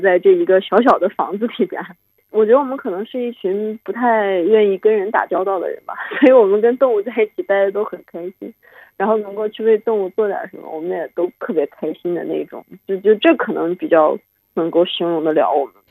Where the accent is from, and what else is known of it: Altay, Xinjiang, China; born or raised there